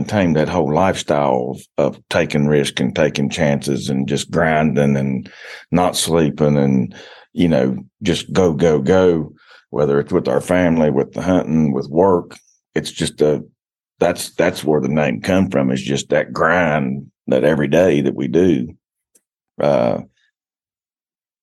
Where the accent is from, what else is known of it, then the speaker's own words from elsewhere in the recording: Logan, West Virginia, United States; I grew up in Logan, West Virginia